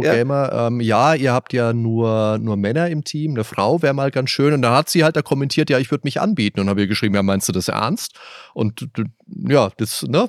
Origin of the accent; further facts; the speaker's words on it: Germany; bei uns in Deutschland